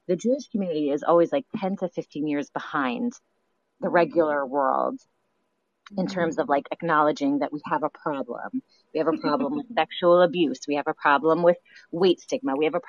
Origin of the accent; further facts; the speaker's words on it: Toronto, Ontario, Canada; accent: Canadian mixed with New York; I grew up in Toronto. So I have, you know, sometimes people are like, what's your accent? And it's like a little Canadian in me mixed with like New York.